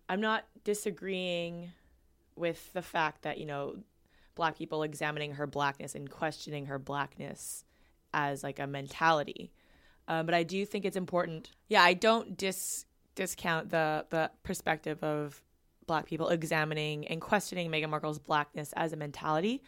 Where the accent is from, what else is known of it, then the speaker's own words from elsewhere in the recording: Vancouver, British Columbia, Canada; moved away as an adult; now in Ottawa, Canada; I grew up growing up in Vancouver, where where there's a large Asian population.